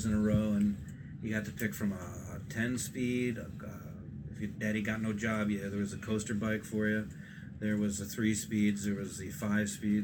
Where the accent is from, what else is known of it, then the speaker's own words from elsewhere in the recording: Bloomfield, Connecticut, United States; also born or lived in Hebron, Connecticut; I grew up, we're in Hebron now in Connecticut, and I grew up in Bloomfield.